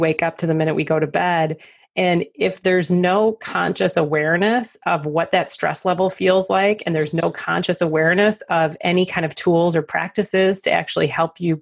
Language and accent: English; Detroit, Michigan, United States; I'm from Detroit, so we say Laperriere